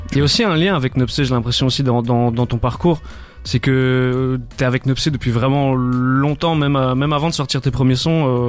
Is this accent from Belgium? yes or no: yes; Namur, Wallonia, Belgium; je, viens de Namur